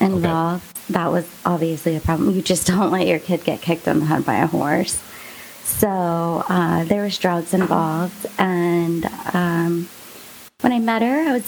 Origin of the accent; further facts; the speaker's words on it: near Ocala/Gainesville, Florida, United States; also born or lived in St. Augustine; it's like further south than Jax